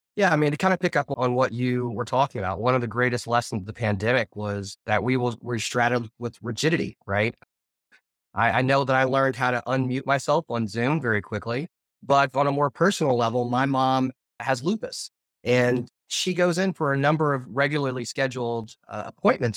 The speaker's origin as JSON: {"language": "English", "region": "Arkansas", "country": "United States", "said": "I come from Arkansas"}